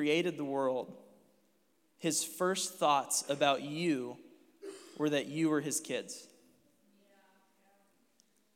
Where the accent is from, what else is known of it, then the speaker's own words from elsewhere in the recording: Dayton, Ohio, United States; moved away as an adult; now in Cincinnati, United States; I'm from Dayton, but I work in Cincinnati as a youth pastor